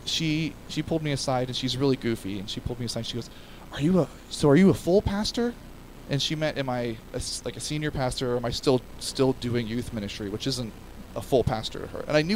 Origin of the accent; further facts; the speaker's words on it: United States; as an American culture